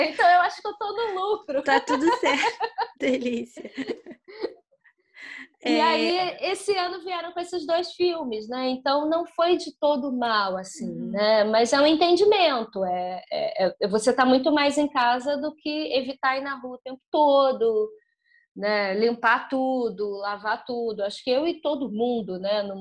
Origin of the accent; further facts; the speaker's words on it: Brazil; Somos brasileiros